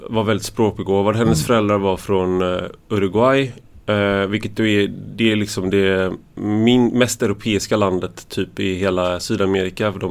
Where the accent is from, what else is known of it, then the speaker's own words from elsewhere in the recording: Sweden; För att jag är svensk.